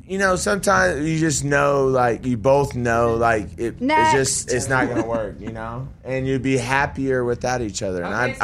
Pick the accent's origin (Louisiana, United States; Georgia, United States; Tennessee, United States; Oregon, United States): Tennessee, United States; Franklin; I'm 33 and I'm from Franklin, Tennessee.